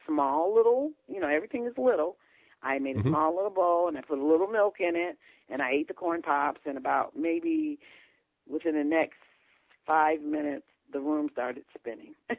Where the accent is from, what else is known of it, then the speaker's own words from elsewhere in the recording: Ohio, United States; moved away; I'm from Ohio